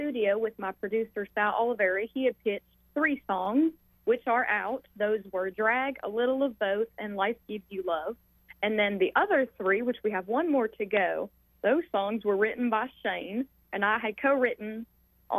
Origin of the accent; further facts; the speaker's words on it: Louisa, Virginia, United States; moved away as an adult; I was born and raised in Louisville, Virginia, and I lived there up until 20 years.